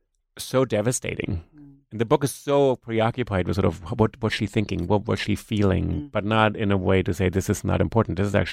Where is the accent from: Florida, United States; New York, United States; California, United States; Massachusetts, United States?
New York, United States; English is a second language; if I say, you know, I'm a New Yorker, people look at me and say, well, yeah, but where are you really from? So it's kind of interesting because I have an accent.